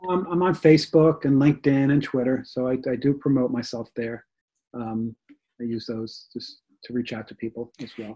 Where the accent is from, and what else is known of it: Rockland County, New York, United States; born or raised there; moved away as an adult; also born or lived in Bronx, New York / Florida; now in New Jersey, United States